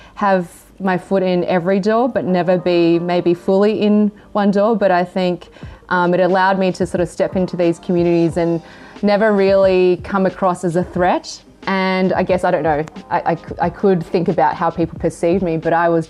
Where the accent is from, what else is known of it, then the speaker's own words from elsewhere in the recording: Australia; also born or lived in Hong Kong / Japan / China / Singapore; Growing up in Australia, growing up in, you know, in a pretty Caucasian surrounding